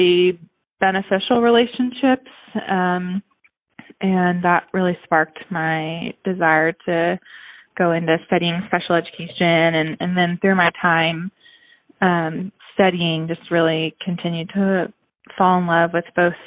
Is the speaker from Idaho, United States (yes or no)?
no; Houston, Texas, United States; now in College Station, United States; I grew up in Houston, Texas